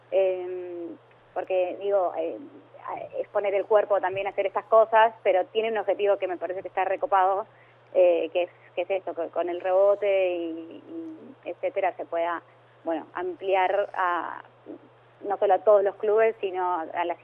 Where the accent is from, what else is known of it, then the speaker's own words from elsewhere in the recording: Avellaneda, Buenos Aires Province, Argentina; Eh, así que, no, no, somos de Avellaneda.